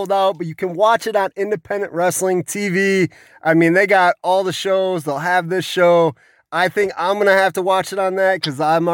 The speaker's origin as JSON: {"language": "English", "region": "Illinois", "country": "United States", "also_born_or_lived": "Texas", "said": "I lived in Texas, and anybody that I told to that I said from Illinois"}